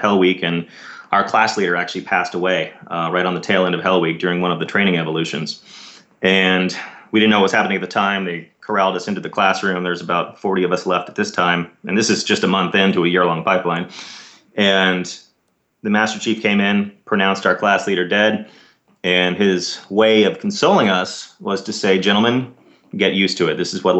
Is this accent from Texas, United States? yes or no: yes; Dallas, Texas, United States; I grew up in Dallas, Texas, and did my undergrad at Southern Methodist University